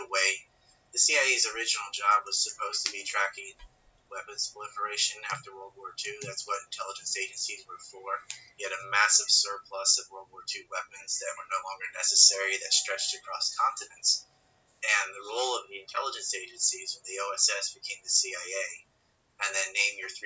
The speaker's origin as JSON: {"language": "English", "country": "United States", "moved": "yes", "lives_now": "Japan", "said": "my home country, the United States. I'm actually doing this from Japan."}